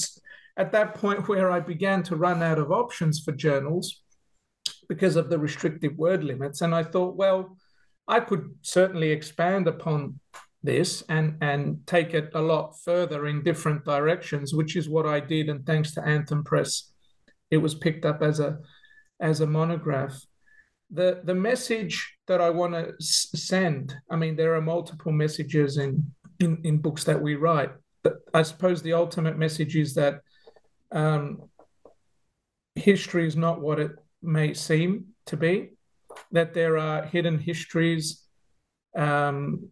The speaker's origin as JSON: {"language": "English", "town": "Melbourne", "region": "Victoria", "country": "Australia", "tie": "born or raised there", "lives_now": "Adelaide, Australia", "said": "I grew up in Melbourne. In a Greek Cypriot family, as an only child."}